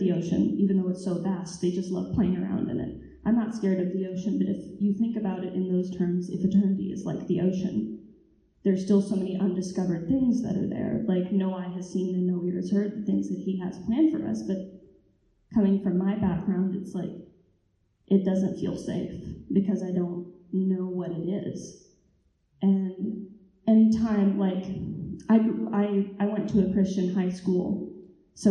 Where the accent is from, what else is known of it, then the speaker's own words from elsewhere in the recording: Texas, United States; moved away as an adult; I was raised in Texas